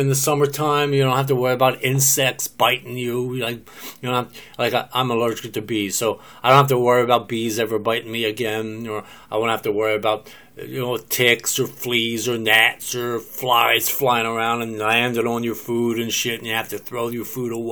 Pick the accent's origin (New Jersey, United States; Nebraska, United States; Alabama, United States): New Jersey, United States; also born or lived in Philadelphia, Pennsylvania; now in Oklahoma, United States; I'm from New Jersey, I lived most of my life in New Jersey, I was born in Philadelphia